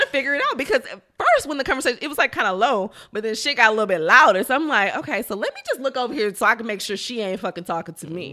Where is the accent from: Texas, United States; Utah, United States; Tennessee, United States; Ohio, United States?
Texas, United States; Fifth Ward; I'm from Fifth Ward